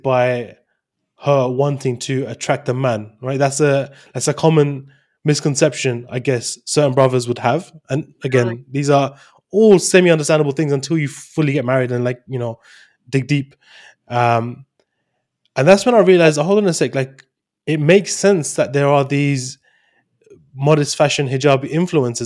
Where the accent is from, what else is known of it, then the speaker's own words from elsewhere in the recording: London, United Kingdom; I'm from London